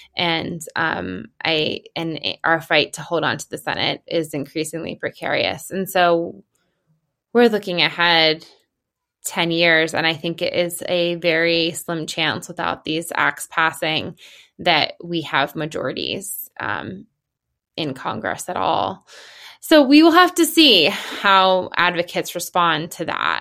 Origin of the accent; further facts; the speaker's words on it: Pennsylvania, United States; in Pennsylvania, which is my home state